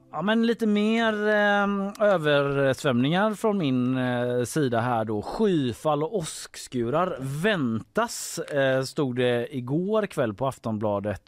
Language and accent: Swedish; Gothenburg, Västra Götaland, Sweden; Så jag växte upp i Haga